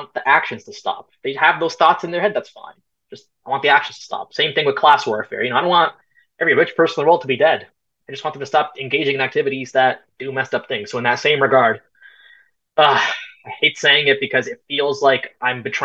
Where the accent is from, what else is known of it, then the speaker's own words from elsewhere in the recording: Canada; also born or lived in Punjab, India (ancestry); I'm Canadian, but I'm also Punjabi. My family's from India and Punjab